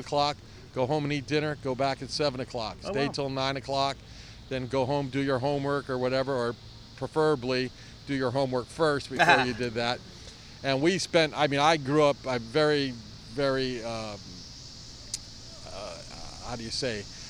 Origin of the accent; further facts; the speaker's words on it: San Francisco, California, United States; I grew up in North Beach, and I lived within a 2-block radius of the bakery